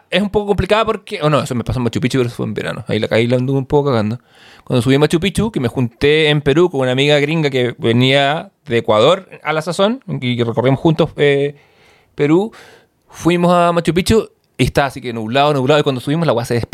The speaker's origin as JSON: {"language": "Spanish", "country": "Uruguay", "said": "hamburguesa, la hamburguesa igual, siendo uruguaya, hegemónica, eh, no era, no era, no era, la, vaca que, muera acá, ¿cachai?"}